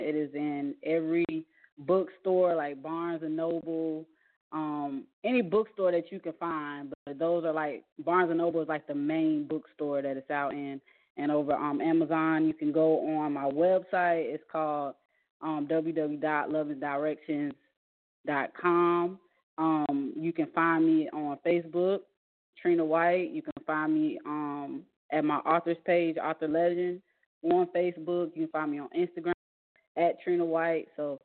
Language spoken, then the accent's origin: English; Atlanta, Georgia, United States; also born or lived in Kuwait; now in Hinesville, United States; I'm from Atlanta, Georgia, but I reside in Hinesville. At the moment, I'm overseas working in Kuwait right now.